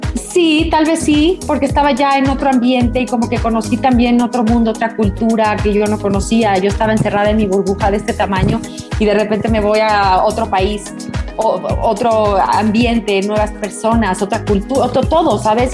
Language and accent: Spanish; Mexico; soy mexicana, yo canto música este, mexicana desde que tengo nueve años